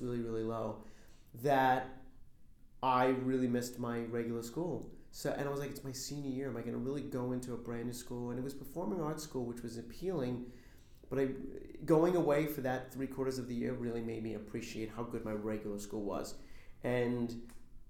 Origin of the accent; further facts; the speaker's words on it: Brooklyn and Long Island, New York, United States; also born or lived in Farmingville, Long Island / Levittown / Canarsie, Brooklyn / Bensonhurst; I'm originally from New York. I grew up in Brooklyn and Long Island